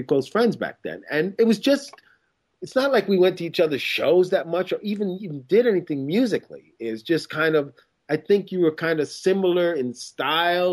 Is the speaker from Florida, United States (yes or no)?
no; Lake Ronkonkoma, New York, United States; also born or lived in Queens; I grew up on Long Island, way out in Lake Ronkonkoma, and I was the only black kid within like 10 miles.